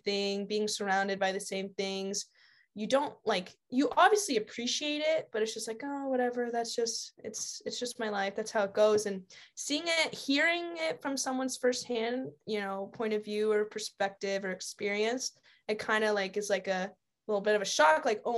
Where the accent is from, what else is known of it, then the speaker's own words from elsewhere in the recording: Shelburne, Vermont, United States; also born or lived in Arkansas / Seattle / Cincinnati; I was born in Arkansas, lived in Seattle for a little, and then I lived outside of Cincinnati and moved to Shelburne when I was about 10.